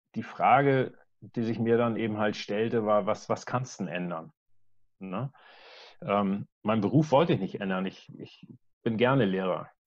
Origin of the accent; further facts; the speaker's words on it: Wedel, Schleswig-Holstein, Germany; ich komme aus Wedel, das ist ein kleiner Ort bei Hamburg